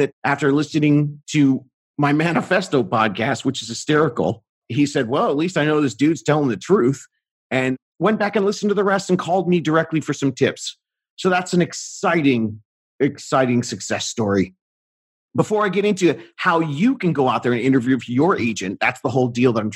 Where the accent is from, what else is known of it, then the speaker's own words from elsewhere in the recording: Southern California, United States; I'm from Southern California. I say stoked.